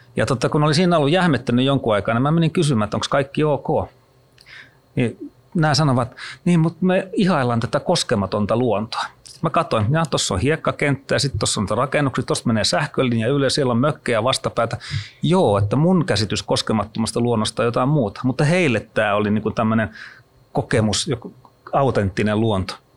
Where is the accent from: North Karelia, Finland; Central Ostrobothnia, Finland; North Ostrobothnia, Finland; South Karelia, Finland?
Central Ostrobothnia, Finland; Kruunupyy; moved away; mä oon Keski-Pohjanmaalta kotoisin kruunupyystä